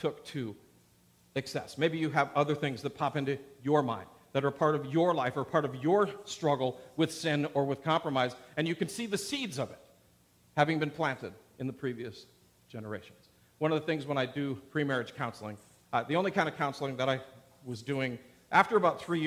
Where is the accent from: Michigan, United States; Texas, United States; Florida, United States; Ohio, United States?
Michigan, United States; Upper Peninsula of; moved away; also born or lived in Wisconsin / Portland, Oregon; I grew up in Wisconsin, Michigan, in the Upper Peninsula, the UP